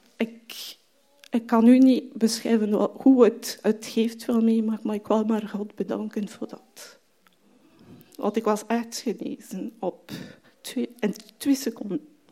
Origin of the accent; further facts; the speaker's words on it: France; Dutch is a second language; moved away as an adult; also born or lived in Marseille, France; now in Belgium; ik van Frankrijk kom, dus ik ben daar geboren mijn studies daar ook gedaan